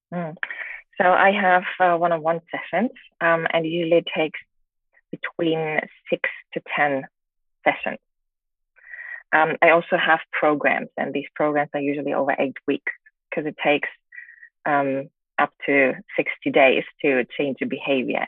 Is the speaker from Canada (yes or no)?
no; Germany; moved away as an adult; also born or lived in England; now in China; I, grew up in Germany